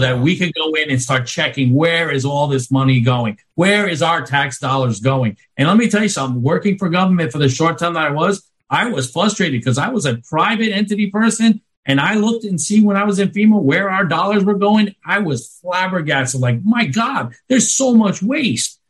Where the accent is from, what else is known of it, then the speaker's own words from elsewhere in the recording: New York, United States; now in Florida, United States; I'm from New York